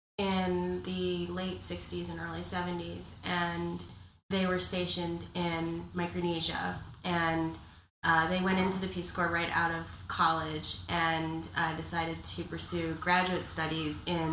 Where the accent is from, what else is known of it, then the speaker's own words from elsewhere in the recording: Honolulu, Hawaii, United States; moved away as an adult; also born or lived in Columbus, Ohio; I grew up in Honolulu.